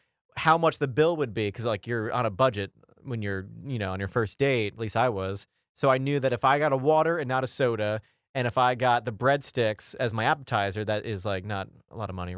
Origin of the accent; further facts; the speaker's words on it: Beacon, New York, United States; I grew up in Beacon.